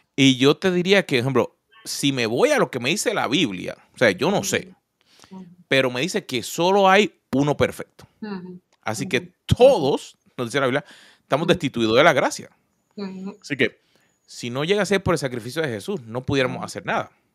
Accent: Puerto Rico; moved away; yo vengo de Puerto Rico. Así que mi acento sale en español, en inglés y en portugués

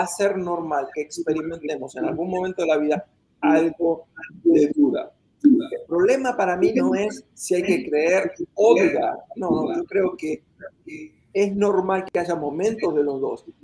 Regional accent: Argentina; moved away as an adult; now in United States; en mi país natal, Argentina

